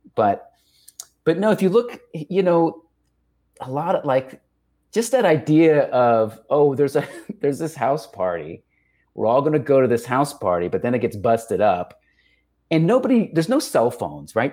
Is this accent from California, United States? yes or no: no; El Paso, Texas, United States; growing up in El Paso.